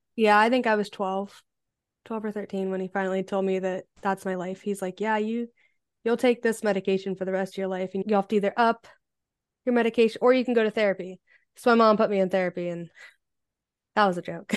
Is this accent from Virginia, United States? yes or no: no; Ohio, United States; I am from Ohio in the United States